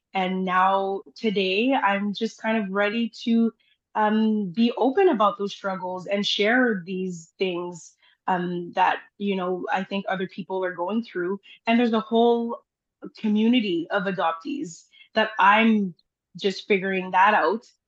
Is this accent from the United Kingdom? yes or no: no; Timmins, Ontario, Canada; also born or lived in Haiti; I live in Timmins, Ontario